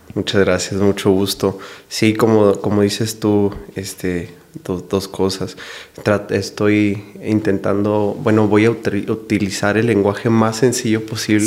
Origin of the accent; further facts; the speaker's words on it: Delicias, Chihuahua, Mexico; yo soy originario de Ciudad Delicia, Chihuahua